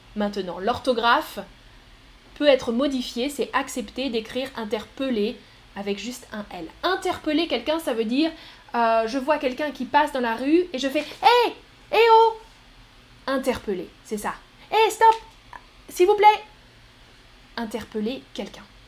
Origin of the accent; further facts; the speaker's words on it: France; Les Français, on n'est pas bon pour ça